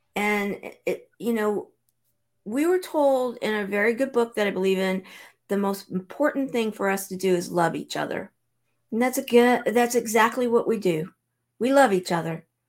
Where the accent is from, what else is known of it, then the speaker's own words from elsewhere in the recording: Southern California, United States; now in Branson, Missouri, United States; I'm originally from Southern California